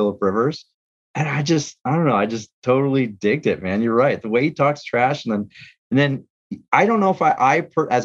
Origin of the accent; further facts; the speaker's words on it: San Diego, California, United States; I grew up in San Diego